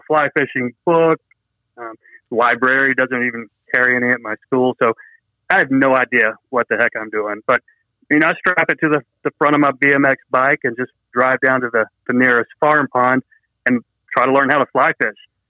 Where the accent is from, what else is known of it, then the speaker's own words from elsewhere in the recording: Dalton, Georgia, United States; also born or lived in South Carolina; in Dalton, Georgia, where I grew up in North Georgia